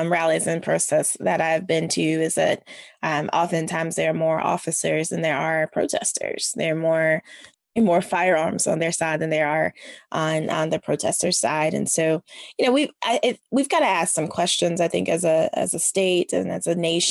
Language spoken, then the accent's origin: English; the South, United States; I'm a Southerner.